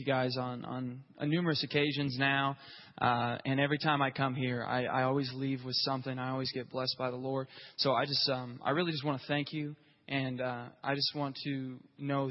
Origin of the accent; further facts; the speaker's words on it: Grove, Oklahoma, United States; It was in Grove, Oklahoma. I don't know if you've ever been there, but that's where I grew up